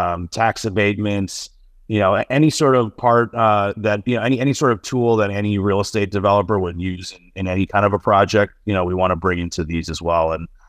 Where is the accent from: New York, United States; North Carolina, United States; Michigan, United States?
New York, United States; Buffalo; also born or lived in Ohio; I was born in Ohio. My parents came here from India in the 70s. My dad's an engineer. And then I mostly grew up in Western New York outside of Buffalo. So, you know, bad week for us Bills fans, but I'm from the Buffalo area.